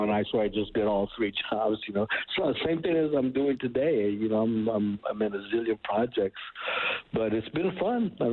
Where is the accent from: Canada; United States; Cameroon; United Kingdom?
Canada; And I love, love mezcal now, and now even being Canadian, you you enjoy it too.